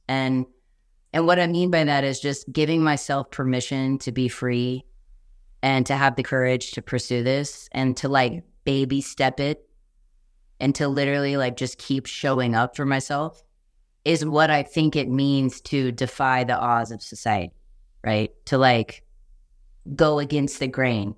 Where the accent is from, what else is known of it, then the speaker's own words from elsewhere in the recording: Texas, United States; I'm from Texas